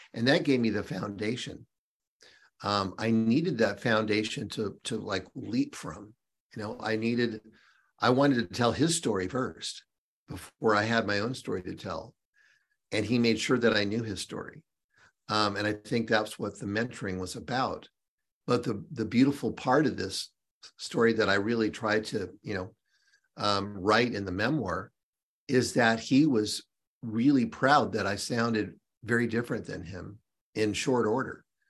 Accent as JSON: {"language": "English", "town": "Seattle", "region": "Washington", "country": "United States", "tie": "born or raised there", "moved": "yes", "lives_now": "North Carolina, United States", "said": "born and raised in Seattle"}